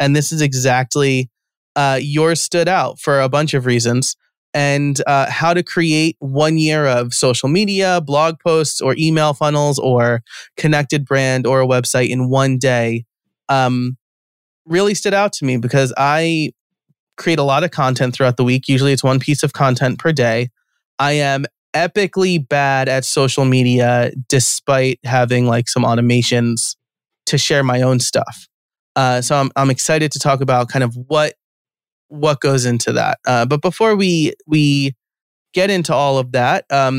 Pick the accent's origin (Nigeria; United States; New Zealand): United States; I'm American Italian, and so I always want to say like Pampalone or something like that.